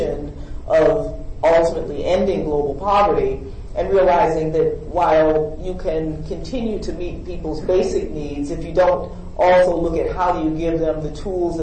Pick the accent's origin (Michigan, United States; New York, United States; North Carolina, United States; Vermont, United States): New York, United States; Buffalo; I'm from Buffalo, New York